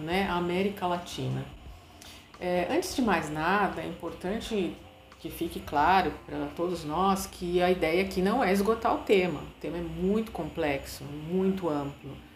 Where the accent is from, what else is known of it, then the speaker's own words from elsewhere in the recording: Brazil; nós brasileiros